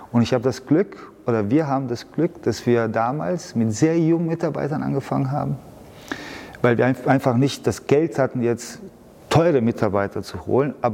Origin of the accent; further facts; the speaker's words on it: Munich, Bavaria, Germany; born there; Ja, ich bin ja in München geboren, ich kenne mich aus.